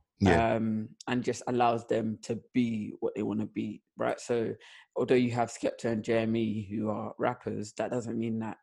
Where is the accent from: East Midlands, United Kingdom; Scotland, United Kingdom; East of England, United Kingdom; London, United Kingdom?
London, United Kingdom; born and raised in South London, me, my older brother, and my mum.